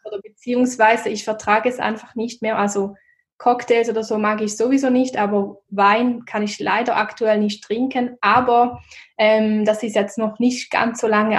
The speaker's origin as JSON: {"language": "German", "country": "Switzerland", "said": "wie man wahrscheinlich auch hören kann, komme ich aus der Schweiz"}